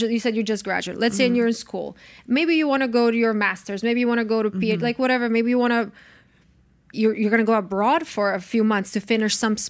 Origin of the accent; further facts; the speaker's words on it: Croatia; And also because I'm from Croatia, obviously. We still didn't go to Croatia together. I want him to meet my family.